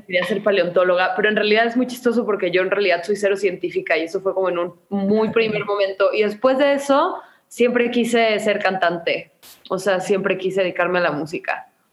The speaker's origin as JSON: {"language": "Spanish", "town": "Guadalajara", "region": "Jalisco", "country": "Mexico", "tie": "born or raised there", "said": "Nací en Guadalajara, Jalisco"}